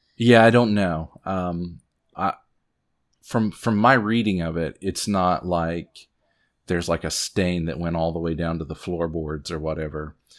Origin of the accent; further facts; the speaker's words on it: Southwest Virginia, United States; I'm from Southwest Virginia